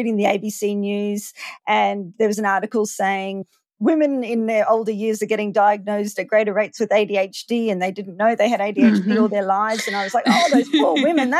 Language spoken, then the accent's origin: English; Queensland, Australia; also born or lived in Maleny, Queensland; I'm from Queensland in Australia.